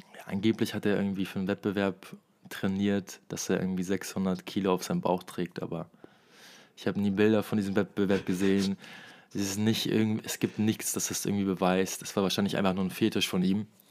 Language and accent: German; Osnabrück, Lower Saxony, Germany; moved away; ich komme ja aus Osnabrück